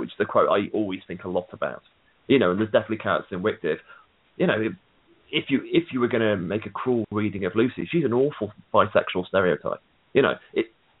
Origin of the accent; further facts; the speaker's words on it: United Kingdom; I'm a British guy